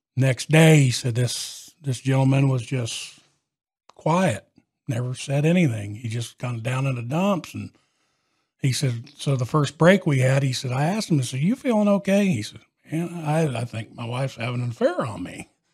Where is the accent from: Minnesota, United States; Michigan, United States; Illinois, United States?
Illinois, United States; Catlin; my hometown of Catlin